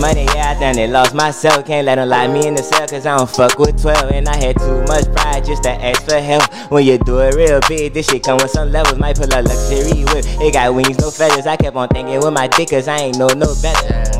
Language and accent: English; New Orleans, Louisiana, United States; I'm from the St. Bernard Project. You know, grew up, born and raised